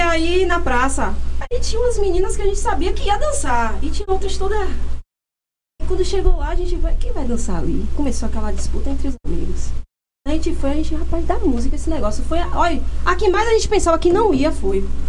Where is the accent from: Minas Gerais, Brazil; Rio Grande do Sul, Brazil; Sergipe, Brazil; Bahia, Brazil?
Bahia, Brazil; Alagoinhas; also born or lived in Pojuca; now in Camaçari, Brazil; Eu nasci em Pojuca, Fui criada em Alagoinhas